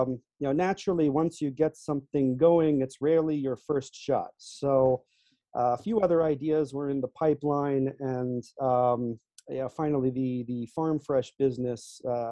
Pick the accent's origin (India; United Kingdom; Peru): United Kingdom; England; born there; also born or lived in Singapore; now in United States; If you backtrack a little bit, I was actually born in England. You wouldn't know it from my accent. My father worked for an international chemical company, lived in a few overseas locations. I actually finished high school in Singapore.